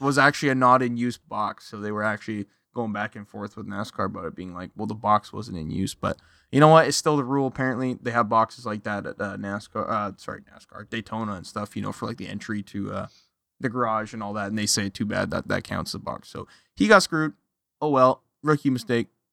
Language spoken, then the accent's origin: English; Canada; I'm from Canada.